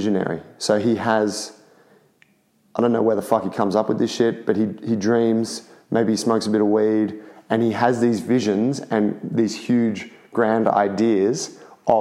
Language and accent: English; Sydney, New South Wales, Australia; we're all from Sydney